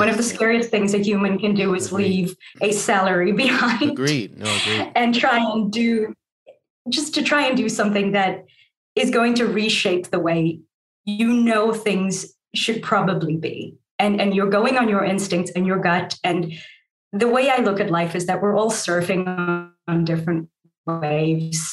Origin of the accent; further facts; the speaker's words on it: South Africa; moved away as an adult; also born or lived in New York; I grew up in South Africa in this family of color